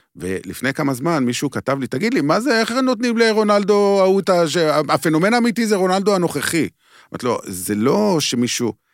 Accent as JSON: {"language": "Hebrew", "town": "Beersheba", "region": "Southern District", "country": "Israel", "tie": "born or raised there", "said": "אני גדלתי בבאר שבע"}